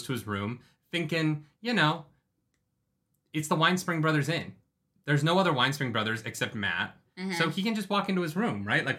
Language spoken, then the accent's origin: English; Canada; like we're Canadian.